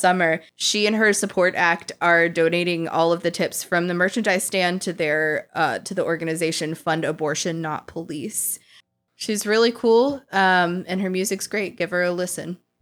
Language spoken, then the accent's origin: English; Richmond, Virginia, United States; born or raised there